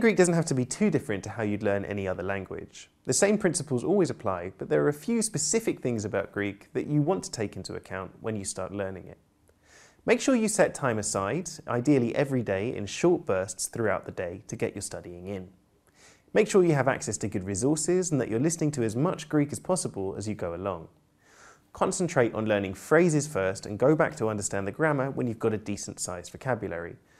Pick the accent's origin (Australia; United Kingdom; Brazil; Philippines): United Kingdom; I'm British polyglot